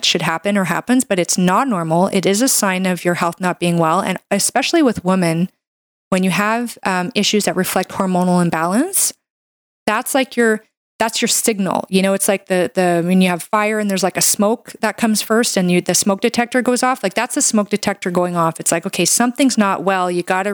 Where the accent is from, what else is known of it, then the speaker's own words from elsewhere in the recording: Canada; I'm a Canadian medical doctor